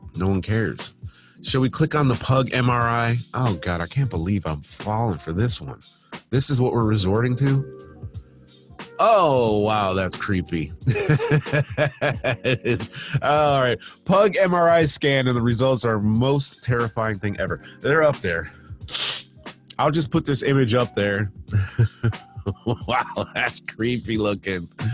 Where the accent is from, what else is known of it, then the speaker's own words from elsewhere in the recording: Michigan, United States; moved away as an adult; now in United Kingdom; when I was a kid, when I grew up in Michigan, I lived in a townhouse